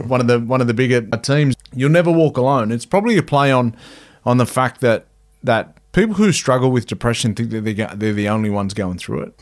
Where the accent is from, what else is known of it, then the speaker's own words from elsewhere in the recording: Cowra, New South Wales, Australia; also born or lived in Wagga Wagga; I'm a, I'm a Cowra boy. So, um, I grew up in a little place called Cowra